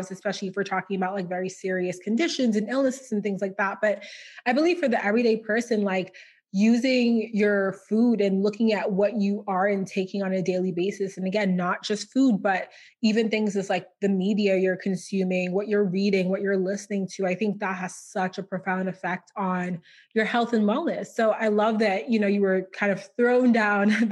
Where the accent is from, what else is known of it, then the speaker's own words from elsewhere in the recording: Port of Spain, Trinidad & Tobago; also born or lived in Boston; now in Texas, United States; I'm from Trinidad and Tobago. So I was born in Port of Spain, Trinidad, but most of my family lives in Tobago